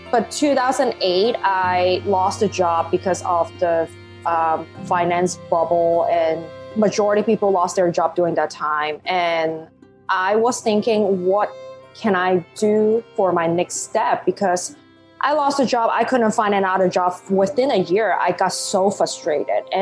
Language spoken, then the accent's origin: English; Hong Kong; first language Cantonese; English is a second language; now in New York, United States; So I actually born and raised in Hong Kong. Um, I always joke about that. Well, English is not my first language. English is my second. My first language is Cantonese.